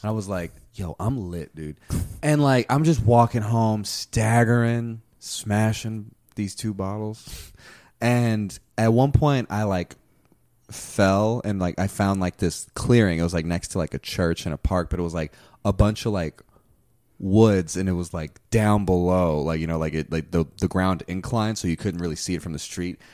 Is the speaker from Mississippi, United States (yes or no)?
no; Houston, Texas, United States; first language Spanish; English is a second language; I was born in Houston